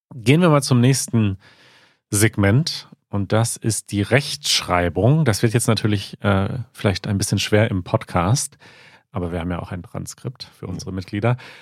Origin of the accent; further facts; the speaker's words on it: Münsterland / Ruhr area, North Rhine-Westphalia, Germany; Ich bin ja im Münsterland, aber schon eher Ruhrgebiet.